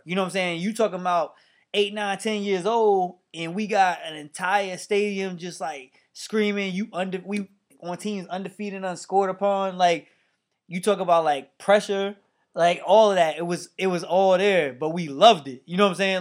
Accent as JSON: {"language": "English", "town": "Mount Vernon", "region": "New York", "country": "United States", "tie": "born or raised there", "also_born_or_lived": "New Rochelle", "said": "I moved away from Mount Vernon when I got to seventh grade, I actually moved to neighboring town, New Rochelle"}